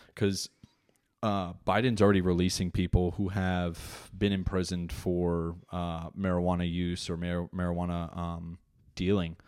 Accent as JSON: {"language": "English", "region": "New Jersey", "country": "United States", "said": "I'm an Italian from Jersey"}